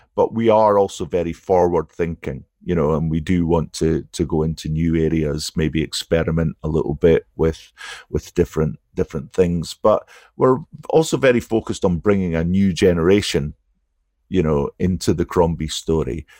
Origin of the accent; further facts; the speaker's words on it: Aberdeen, Scotland, United Kingdom; Aberdeen is my hometown